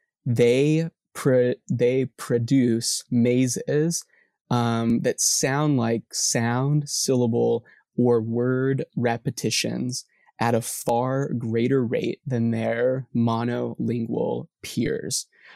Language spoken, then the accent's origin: English; Corpus Christi, Texas, United States; I hail from South Texas, Corpus Christi